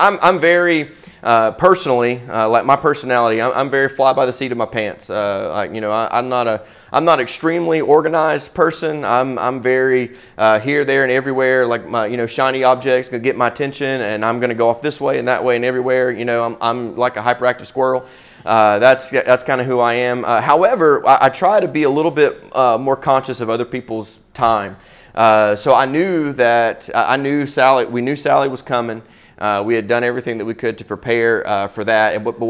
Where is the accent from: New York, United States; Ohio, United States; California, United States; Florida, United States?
Florida, United States; Pensacola; I'm from Pensacola, Florida.